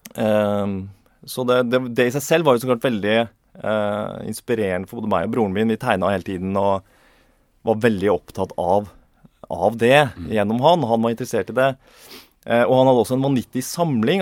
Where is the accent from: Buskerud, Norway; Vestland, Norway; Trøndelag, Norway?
Trøndelag, Norway; Inderøy; vi vokste opp i Trøndelag, Nord-Trøndelag, på mm. Inderøy kommune